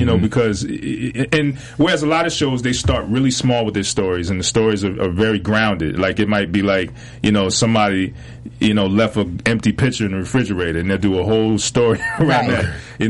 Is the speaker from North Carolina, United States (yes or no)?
yes; Fayetteville, North Carolina, United States; also born or lived in Philadelphia; Well, no, I grew up in Fayetteville, North Carolina, affectionately known as Fayetteknow.